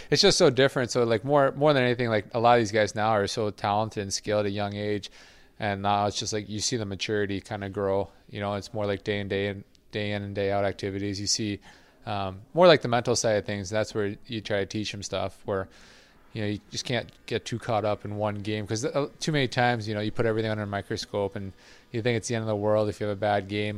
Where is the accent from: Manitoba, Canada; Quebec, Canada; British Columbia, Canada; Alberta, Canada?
Quebec, Canada; moved away; I grew up, I, I was born in Quebec, so I understand it well. I don't speak it too well.